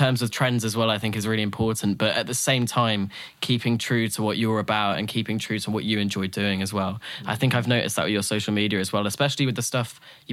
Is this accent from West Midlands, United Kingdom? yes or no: no; Norwich, East of England, United Kingdom; my band are all from Norwich, as am